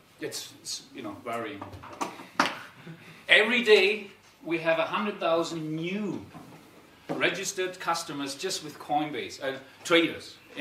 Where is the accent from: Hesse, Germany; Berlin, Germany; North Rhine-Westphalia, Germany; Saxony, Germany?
Hesse, Germany; Darmstadt; I'm actually originally from Darmstadt, so I'm an Italo-German Darmstädter